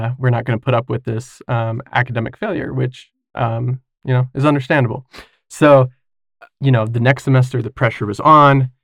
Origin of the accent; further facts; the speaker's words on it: Kaysville, Utah, United States; I grew up in Kaysville from when I was, I think, six or seven on